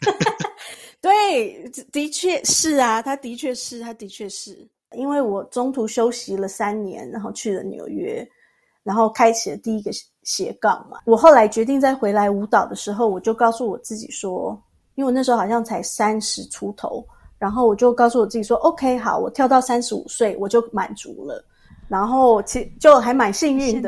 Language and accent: Chinese; Tainan, Taiwan; moved away as an adult; now in Zurich, Switzerland; 我是台南人